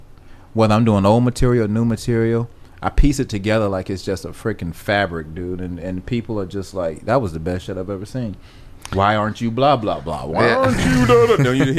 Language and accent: English; Atlanta, Georgia, United States; I'm from Atlanta, dog.